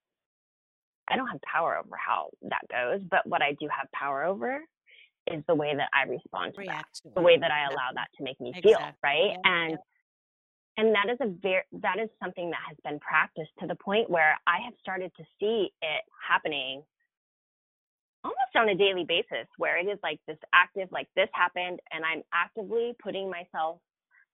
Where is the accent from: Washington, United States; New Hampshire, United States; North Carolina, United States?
Washington, United States; Seattle; born or raised there